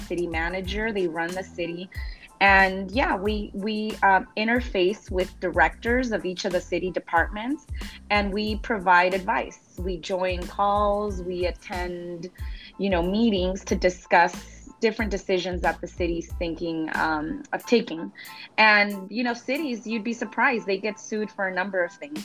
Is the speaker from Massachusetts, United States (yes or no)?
no; Los Angeles, California, United States; moved away as an adult; now in Long Beach, United States; I'm originally from South